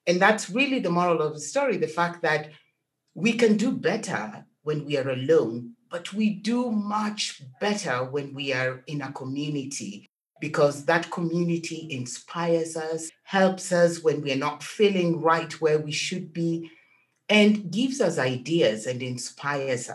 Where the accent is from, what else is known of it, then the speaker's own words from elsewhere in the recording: Kenya; I was born in Kenya, and I'm African at heart